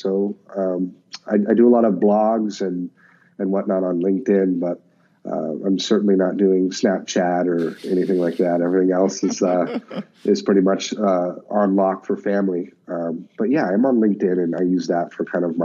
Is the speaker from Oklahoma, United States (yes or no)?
no; Alaska, United States; I grew up in Alaska